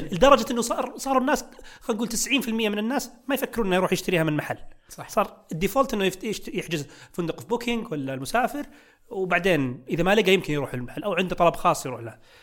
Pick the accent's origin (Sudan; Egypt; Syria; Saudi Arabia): Saudi Arabia; عندنا في السعوديه